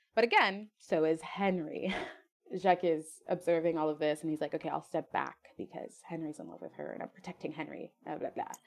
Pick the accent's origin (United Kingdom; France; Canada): France; first language French; English is a second language; I am French. I was, French was my first language